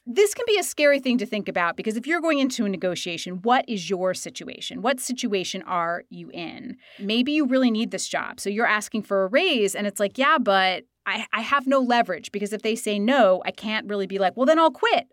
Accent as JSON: {"language": "English", "region": "Idaho", "country": "United States", "tie": "born or raised there", "said": "I am from Idaho"}